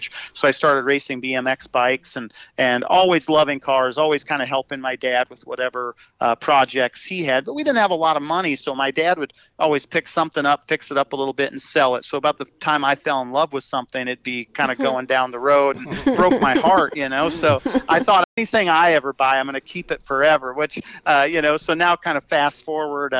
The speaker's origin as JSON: {"language": "English", "town": "Madison", "region": "South Dakota", "country": "United States", "tie": "born or raised there", "said": "I was born in South Dakota, kind of out in the middle of nowhere, you know, in Madison, South Dakota."}